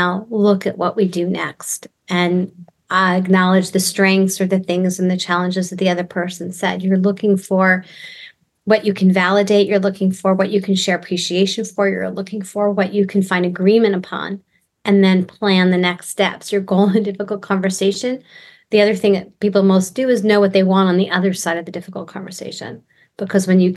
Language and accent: English; New York, United States; moved away as an adult; also born or lived in Texas; I'm from New York, so I grew up in Jewish New York homes where we overlap conversation